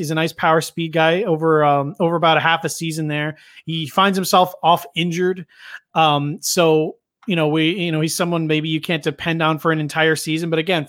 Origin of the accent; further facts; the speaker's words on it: Boston, Massachusetts, United States; I'm from Boston.